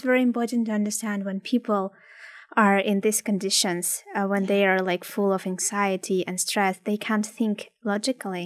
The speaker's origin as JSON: {"language": "English", "country": "Ukraine", "also_born_or_lived": "Odessa", "second_language": "English", "moved": "as an adult", "lives_now": "Canada", "said": "I'm from Ukraine"}